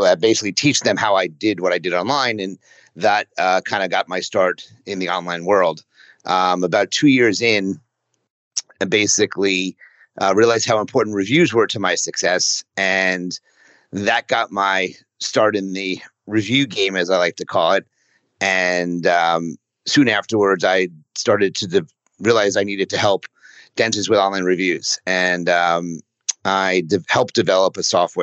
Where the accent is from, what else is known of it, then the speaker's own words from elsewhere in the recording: New City, New York, United States; moved away as an adult; now in Philadelphia, United States; I was raised in Rockland County, a town called New City